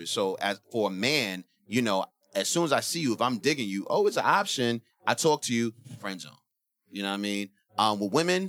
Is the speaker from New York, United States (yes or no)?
yes; New York City, New York, United States; I'm from the Bronx